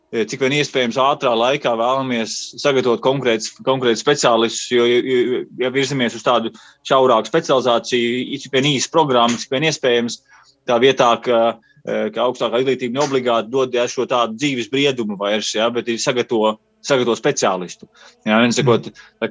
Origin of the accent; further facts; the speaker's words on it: Latvia; moved away as an adult; also born or lived in United Kingdom; es no Latvijas braucu uz turieni